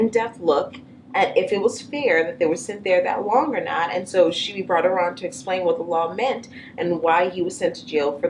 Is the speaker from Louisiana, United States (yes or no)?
yes; New Orleans, Louisiana, United States; now in Cincinnati, United States; I'm from New Orleans and I lived in the city where there aren't any animals just walking around.